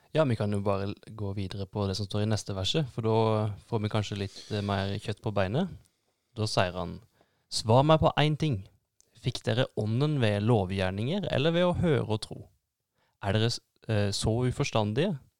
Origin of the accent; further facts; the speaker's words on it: Norway; jeg som nordmann